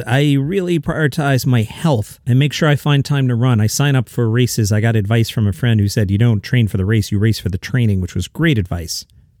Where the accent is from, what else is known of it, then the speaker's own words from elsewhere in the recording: Tennessee, United States; I grew up outside of Nashville, and I'd see a lot of country music stars.